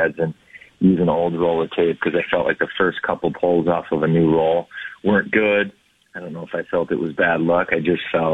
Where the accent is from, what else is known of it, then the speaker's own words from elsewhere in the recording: Minnesota, United States; I'm from Minnesota